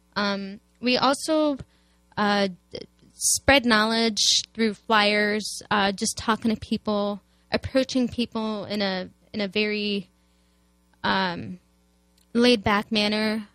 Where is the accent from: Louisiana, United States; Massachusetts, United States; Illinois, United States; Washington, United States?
Illinois, United States; Chicago; moved away as an adult; now in St. Louis, United States; I'm a Palestinian American, born and raised in Chicago, and I moved here in a few years ago to St. Louis.